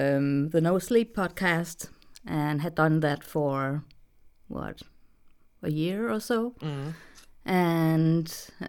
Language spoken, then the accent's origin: English; Denmark; English is a second language; I'm from Denmark, so I have a slightly weird accent.